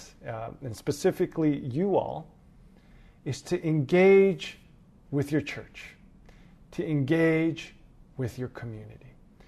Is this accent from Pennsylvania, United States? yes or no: no; Los Angeles, California, United States; moved away as an adult; now in New York, United States; I am originally from Los Angeles, California. I moved to New York about 8 years ago to pursue ministry